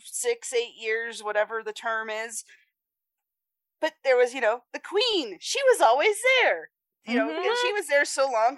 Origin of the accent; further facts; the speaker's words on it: United States; I'm American.